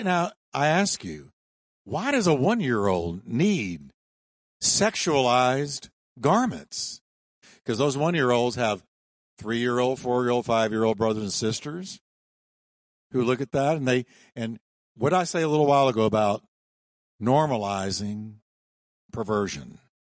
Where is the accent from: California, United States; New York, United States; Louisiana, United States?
New York, United States; I was born in New York. Don't hold it against me. But I was raised in New York